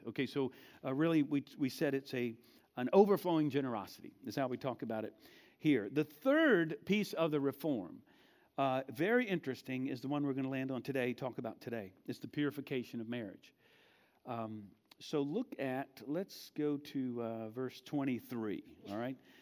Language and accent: English; United States; we are, most of us, not all of us, are American, born and raised Americans, and we are American Christians